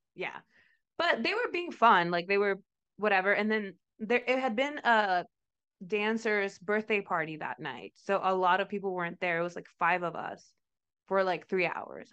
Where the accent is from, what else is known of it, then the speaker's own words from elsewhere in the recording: Mexico; moved away; I'm from Mexico